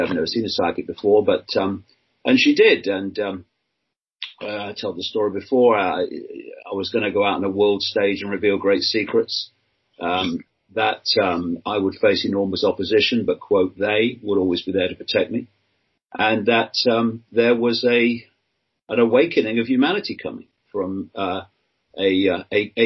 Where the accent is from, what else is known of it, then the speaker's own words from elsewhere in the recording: Leicester, East Midlands, United Kingdom; also born or lived in Birmingham / London; I was born in Leicester, England, in 1952. Grew up on a working class council house estate